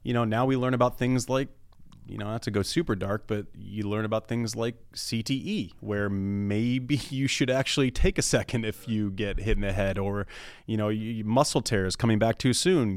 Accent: United States; as an American

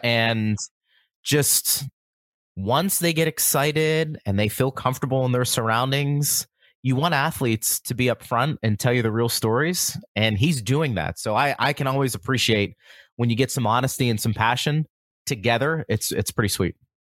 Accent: Pittsburgh, Pennsylvania, United States; growing up in Pittsburgh

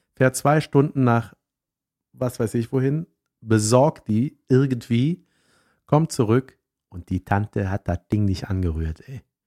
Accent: Swisttal, North Rhine-Westphalia, Germany; moved away; Ich komme aus Wistal-Boschofen ursprünglich

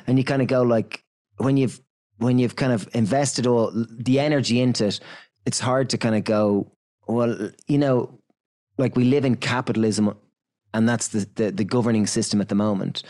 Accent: Ireland; we're from Ireland

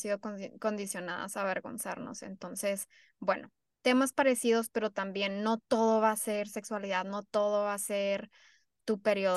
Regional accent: Mexico; now in United States; somos de la frontera, sí crecimos en México y somos mexicanas, de familias mexicanas, pero ya ahora vivimos en Estados Unidos

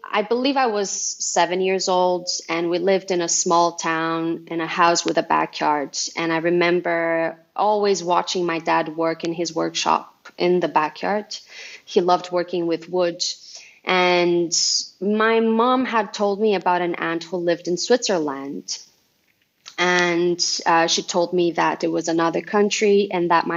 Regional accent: Uberlândia, Minas Gerais, Brazil; first language Portuguese; English is a second language; moved away as an adult; also born or lived in Montreal, Canada; I was born and raised in Brazil

